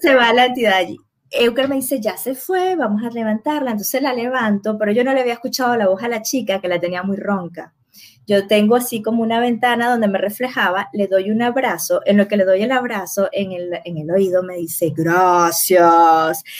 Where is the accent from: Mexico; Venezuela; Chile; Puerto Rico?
Venezuela